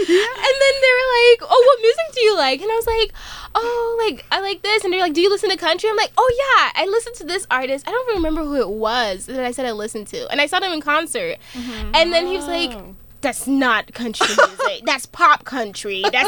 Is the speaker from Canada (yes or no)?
no; Jamaica; My favorite music, I would say, is reggae. So, because I'm Jamaican, so I grew up on that a lot.